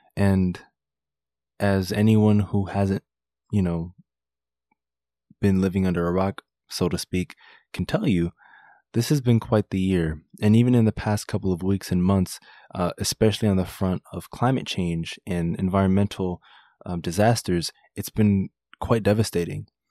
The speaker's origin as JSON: {"language": "English", "region": "South Florida", "country": "United States", "tie": "born or raised there", "also_born_or_lived": "Washington, D.C.", "said": "I grew up in South Florida where I am right now"}